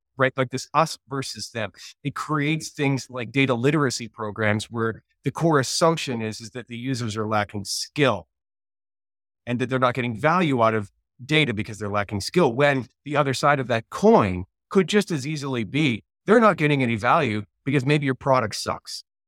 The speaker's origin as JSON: {"language": "English", "country": "Canada", "said": "I'm Canadian"}